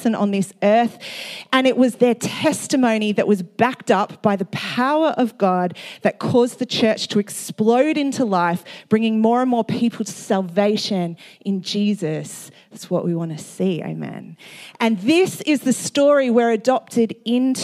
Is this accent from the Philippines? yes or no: no; Australia; I'm from Australia